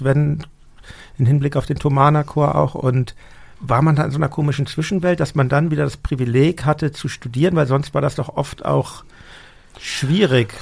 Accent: Hamburg, Germany; in meiner Heimatstadt Hamburg

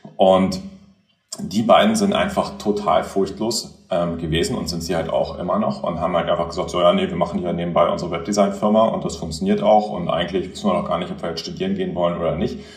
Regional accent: Göttingen, Lower Saxony, Germany; moved away; also born or lived in Kiel; ich bin in Göttingen aufgewachsen

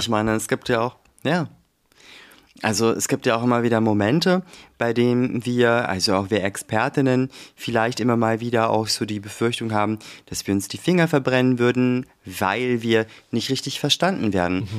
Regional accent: Germany; ich bin ja auch deutsch, bin ja hier auch geboren, meine Eltern ja auch, aufgewachsen

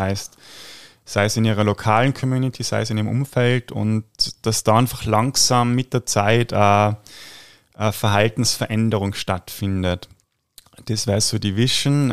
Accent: Tyrol, Austria; bei uns in Tirol

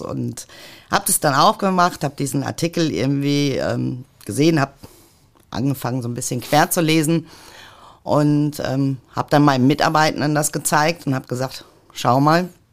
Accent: Mülheim an der Ruhr, North Rhine-Westphalia, Germany; Ich bin in Mülheim an der Ruhr geboren

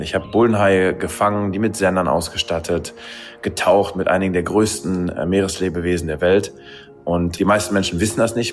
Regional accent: Ruhr area, North Rhine-Westphalia, Germany; Ich komme aus dem Ruhrgebiet

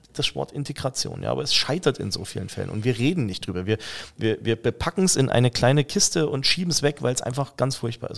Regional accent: Saxony, Germany; moved away; ich bin ja gebürtiger Sachse.

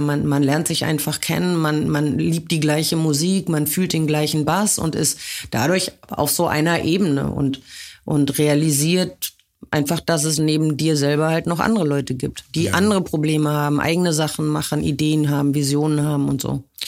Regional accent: a small town in western Germany, Germany; moved away as an adult; now in Berlin, Germany; Ich komme aus einer Kleinstadt aus Westdeutschland.

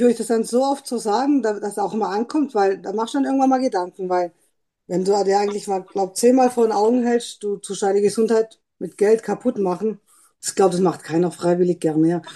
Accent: Trossingen, Baden-Württemberg, Germany; bin aus Trossingen

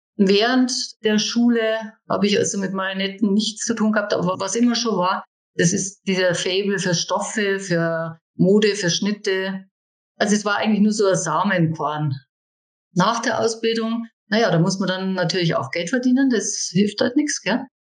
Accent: Dachau, Bavaria, Germany; die ersten Figuren habe ich dann in meiner Heimatstadt Dachau verkauft

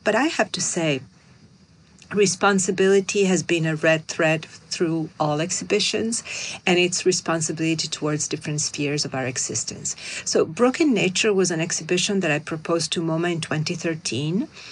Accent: Milan, Lombardy, Italy; now in New York, United States; I'm from Milan. I look like a Milanese.

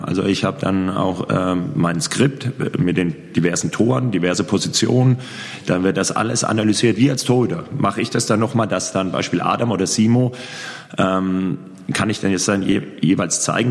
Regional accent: Würzburg, Bavaria, Germany; moved away as an adult; also born or lived in Großwallstadt / Lemgo / Gummersbach / Erlangen; er ist auch gebürtiger Heidingsfelder, so wie ich.

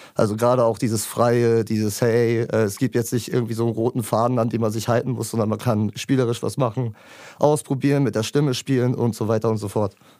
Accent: Lübeck, Schleswig-Holstein, Germany; ich komme aus dem wunderschönen Lübeck

